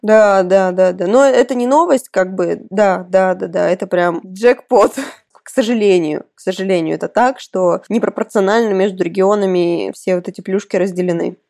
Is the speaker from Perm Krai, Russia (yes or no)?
no; Kursk, Kursk Oblast, Russia; Я родом из Курска изначально